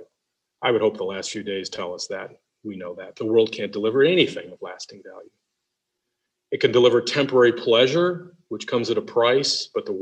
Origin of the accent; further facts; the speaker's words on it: Detroit, Michigan, United States; I'm from Detroit